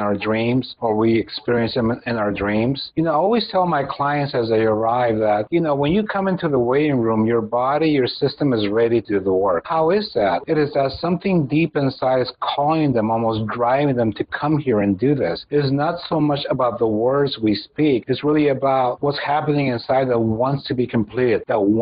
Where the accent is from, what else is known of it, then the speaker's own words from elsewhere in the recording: Mexico; I come from Mexico. This is a place where we are very touchy-feely